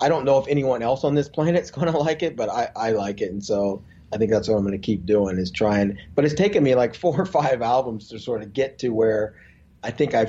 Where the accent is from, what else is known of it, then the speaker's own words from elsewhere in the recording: Columbus, Ohio, United States; now in California, United States; I was born in Columbus, Ohio, so I'm a Midwest boy